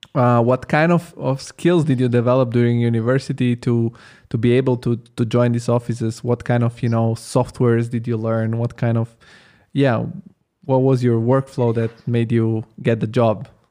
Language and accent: English; Italy; moved away as an adult; now in Germany; I grew up in Italy